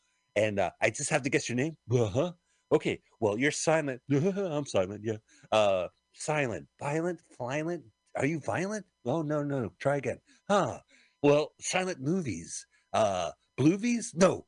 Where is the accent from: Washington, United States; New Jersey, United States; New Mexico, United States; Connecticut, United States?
New Jersey, United States; Fair Lawn; also born or lived in New York City; You didn't know I grew up in the Radburn community of Fairlawn?